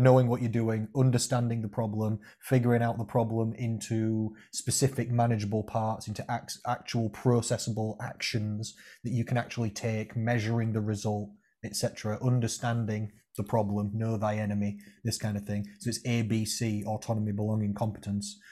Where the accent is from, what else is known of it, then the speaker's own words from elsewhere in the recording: Rotherham, Yorkshire and the Humber, United Kingdom; I'm from Rotherham